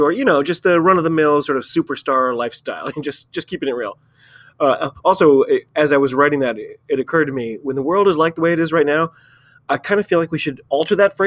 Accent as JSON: {"language": "English", "country": "United States", "said": "I'm an American rugby fan"}